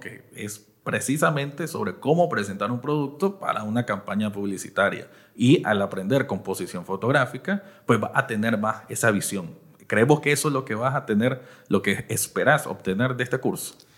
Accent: Managua, Nicaragua; Yo soy del Distrito dos de Managua

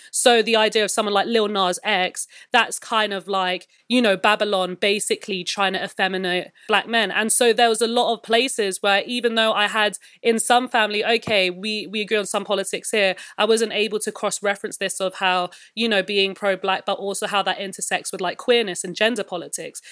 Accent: London, United Kingdom; I'm a born and raised, like, West London kid.

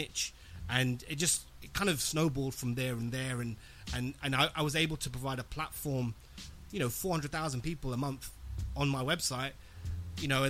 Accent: London, United Kingdom; born and raised in West London

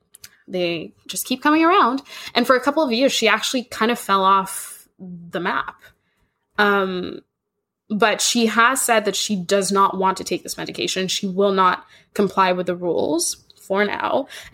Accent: Kenya; because I grew up in Kenya

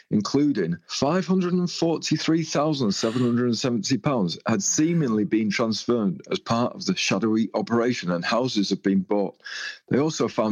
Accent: Barnby Moor, Yorkshire and the Humber, United Kingdom; moved away; also born or lived in York; I'm from just outside in a place called Barnby Moor that is 2 miles from Pocklington, approximately about 12

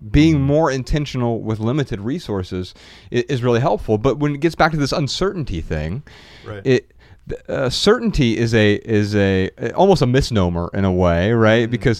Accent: Dayton, Ohio, United States; Ryan and I grew up really poor in Dayton, Ohio, food stamps, government assistance.

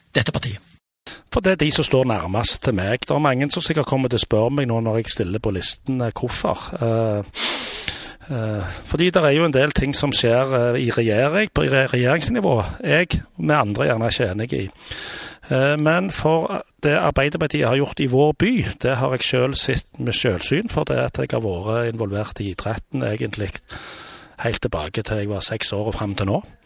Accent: Stavanger, Rogaland, Norway; Jeg har bodd i Stavanger hele livet mitt. Født og oppvokst i Kvernavika

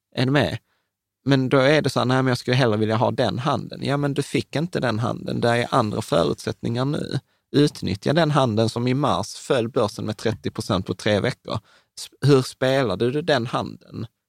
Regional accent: Sweden; vi föddes i Sverige

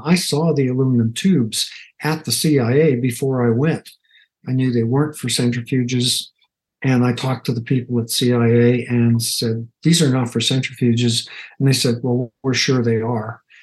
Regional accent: United States; as an American

